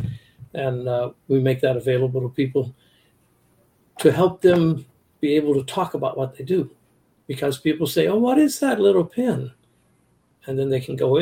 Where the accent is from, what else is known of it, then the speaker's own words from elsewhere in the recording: North Shore, Oahu, Hawaii, United States; I grew up on the North Shore